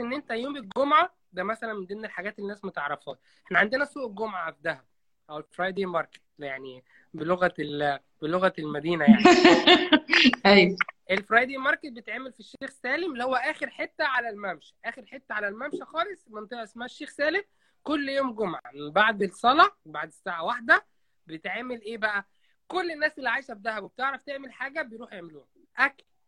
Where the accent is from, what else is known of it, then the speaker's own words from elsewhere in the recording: Qena, Upper Egypt, Egypt; now in Dahab, Egypt; انا جناوي انا صعيدي